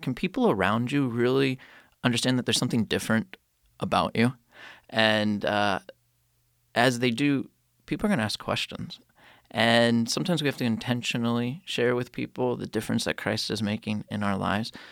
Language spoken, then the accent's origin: English; United States; moved away; as an American